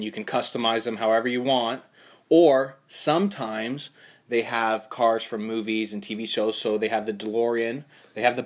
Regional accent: Canada; I'm Canadian

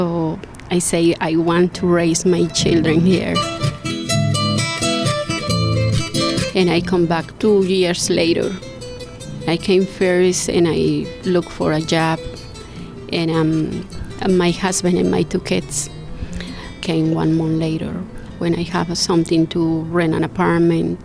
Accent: Bogotá, Colombia; English is a second language; moved away as an adult; now in Great Barrington, United States; I'm from Colombia, Bogota

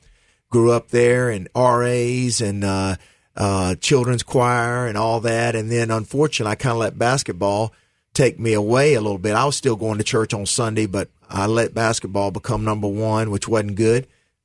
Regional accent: Asheville, North Carolina, United States; Went to Wake Forest camp, my hometown UNC Asheville camp.

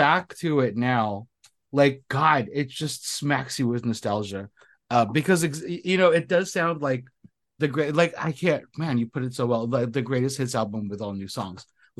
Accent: Southern California, United States; I am Filipino from Southern California, born and raised here. So, and I grew up in the 90s.

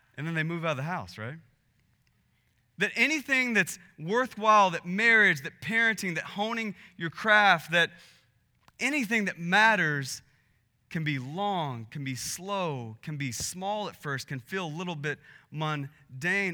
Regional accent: Texas, United States; we're from Texas

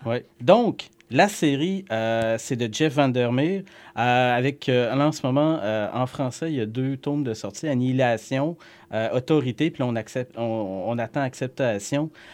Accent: Saguenay, Quebec, Canada; chez nous à Jonquière

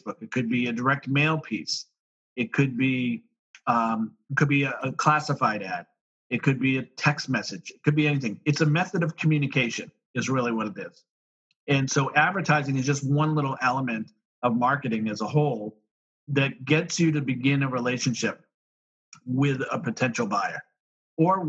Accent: Boston, Massachusetts, United States; I'm from Boston, so we had snow, so I shoveled driveways

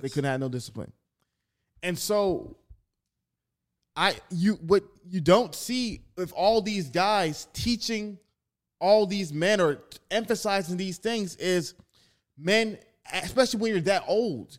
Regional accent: Atlanta, Georgia, United States; also born or lived in Staten Island, New York; I was born in Staten Island, but I was raised in Atlanta

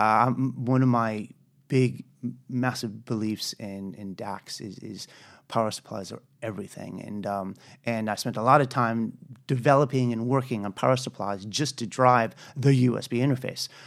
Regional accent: United States; moved away as an adult; also born or lived in Colorado / United Kingdom; I'm an American

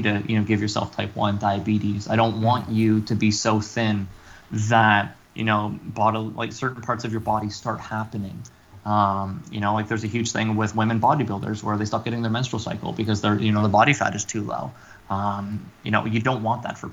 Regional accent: Canada; We're Canadian.

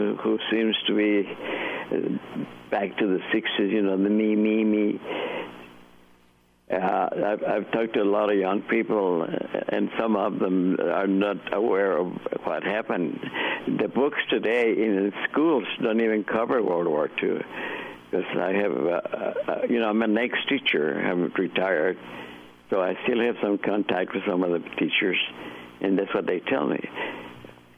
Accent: Texas, United States; also born or lived in Monterrey, Mexico; I've been raised here, educated. I'm from Texas

